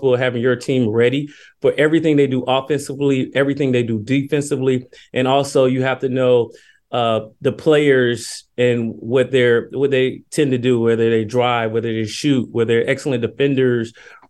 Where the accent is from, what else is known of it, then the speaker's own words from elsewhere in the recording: Decatur, Georgia, United States; moved away as an adult; I grew up in Decatur, Georgia. It's a suburb that's probably 10 to 15 minutes from downtown Atlanta